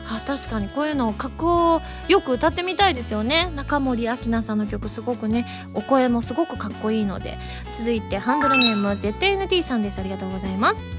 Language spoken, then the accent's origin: Japanese; Osaka, Japan; moved away; 故郷の大阪ですよ